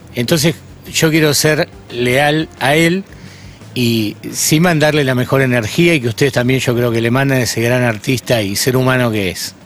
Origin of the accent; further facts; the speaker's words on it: Buenos Aires, Argentina; yo me crié en Flores. Flores es un barrio donde había y hay mucha prostitución, o sea que desde pibito vi toda esa escena.